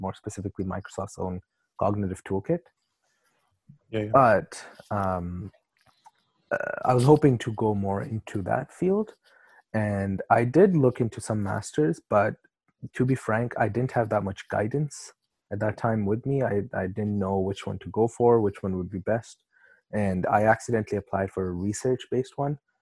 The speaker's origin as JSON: {"language": "English", "country": "Pakistan", "also_born_or_lived": "Canada", "moved": "yes", "said": "I'm from Pakistan"}